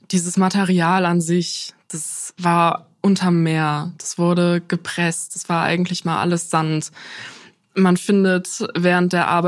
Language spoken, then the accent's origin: German; Dresden, Saxony, Germany; Also ich bin ja in Dresden geboren, aufgewachsen und habe viele Erinnerungen.